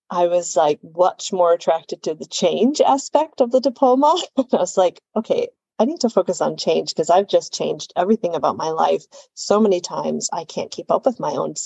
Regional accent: Chicago, Illinois, United States; I'm originally from Chicago, Illinois, in the United States

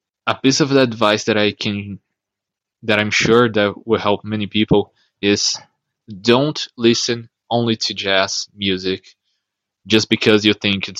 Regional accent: Brazil; now in São Paulo, Brazil; I'm from Brazil

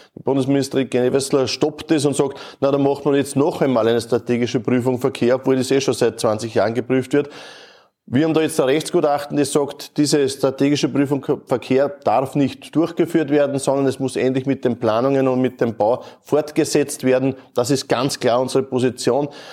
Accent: Neuhofen an der Ybbs, Lower Austria, Austria; Wir sind in der Kotmühle in Neuhof an der Ips. Äh, meine Heimat.

